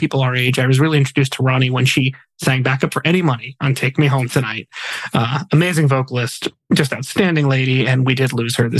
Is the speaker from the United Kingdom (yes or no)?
no; Connecticut, United States; born in my home state, guys, Waterbury, Connecticut